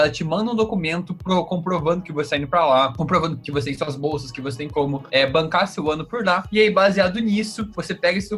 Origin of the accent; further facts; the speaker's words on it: Curitiba, Paraná, Brazil; also born or lived in Foz do Iguaçu; now in United States; eu sou aqui de Curitiba, na real nasci em Foz do Iguaçu